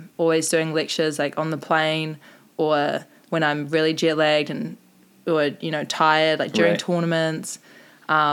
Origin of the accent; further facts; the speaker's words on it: South Island, New Zealand; now in Mount Maunganui, New Zealand; I'm from the South Island, which is, like, strictly indoor, not much beach